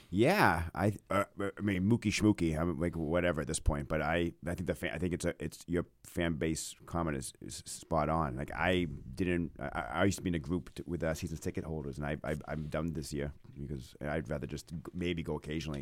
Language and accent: English; Maine, United States; growing up in Maine